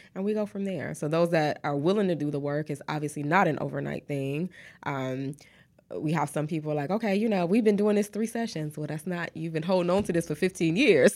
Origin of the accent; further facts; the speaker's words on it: Detroit, Michigan, United States; moved away as an adult; also born or lived in Atlanta, Georgia / Texas; now in Houston, United States; I am originally from Detroit, Michigan. So, um, that's where I was born and raised